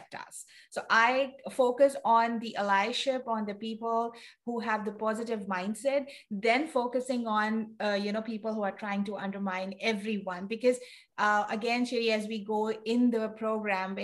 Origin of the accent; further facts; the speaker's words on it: Pakistan; now in United States; I'm originally from Pakistan